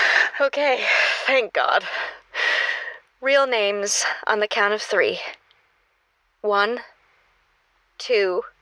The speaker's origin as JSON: {"language": "English", "region": "California", "country": "United States", "said": "No way. I'm from Northern California."}